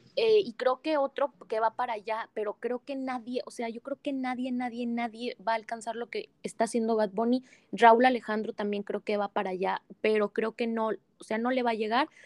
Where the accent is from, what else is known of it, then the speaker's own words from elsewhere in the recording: Mexico; nos representa como mexicanos